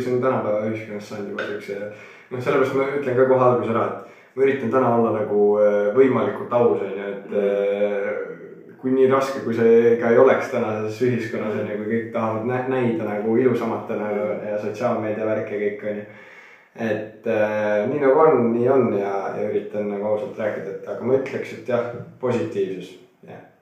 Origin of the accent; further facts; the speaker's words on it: near Tartu, Tartu County, Estonia; olen alati Tartu külje all kasvanud äh, poisiklutt